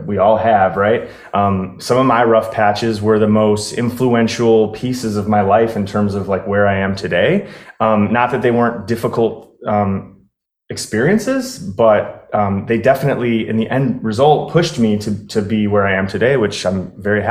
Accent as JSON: {"language": "English", "town": "Chicago", "region": "Illinois", "country": "United States", "tie": "born or raised there", "also_born_or_lived": "Colorado", "moved": "as an adult", "lives_now": "Florida, United States", "said": "I grew up in Chicago. I stayed there pretty much my whole life until I was 32"}